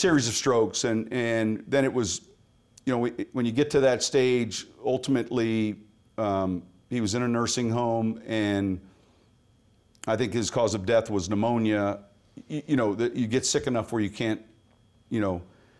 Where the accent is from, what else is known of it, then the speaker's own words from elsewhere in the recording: Pennsylvania, United States; also born or lived in San Mateo, California / Chicago; You know, I was born in California at a young age. When I was seven, we moved from San Mateo to Pennsylvania.